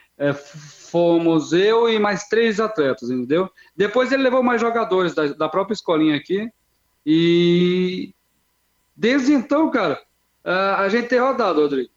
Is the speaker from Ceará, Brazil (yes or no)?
yes; Ceará, Brazil; also born or lived in Osasco / Londrina; now in Araçariguama, Brazil; Sou, sou cearense, sou cearense